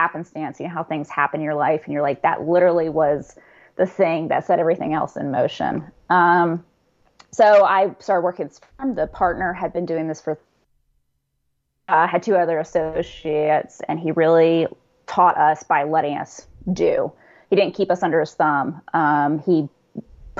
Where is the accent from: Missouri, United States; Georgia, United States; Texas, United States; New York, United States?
Georgia, United States; Atlanta; born and raised in Atlanta, Georgia. So that's where I've been for a while now